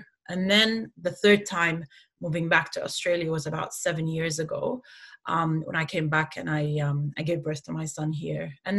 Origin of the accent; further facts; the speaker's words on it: Kuwait; when I was born in Kuwait, affected the way that I grew up as well with my Palestinian identity.